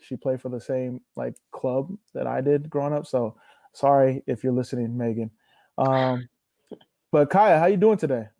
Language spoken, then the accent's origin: English; Northern California, United States; we're both from NorCal